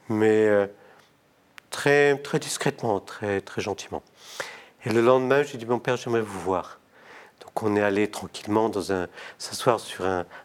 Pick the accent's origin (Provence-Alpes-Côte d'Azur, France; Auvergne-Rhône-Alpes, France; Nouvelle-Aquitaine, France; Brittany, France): Provence-Alpes-Côte d'Azur, France; Toulon; also born or lived in Morocco; surtout quand on est né au Maroc et qu'on vient de Toulon.